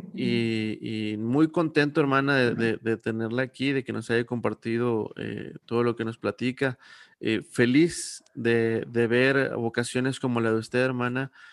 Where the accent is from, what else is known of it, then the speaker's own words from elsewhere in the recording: Saltillo, Coahuila, Mexico; now in San Luis Potosí, Mexico; yo vengo de Saltillo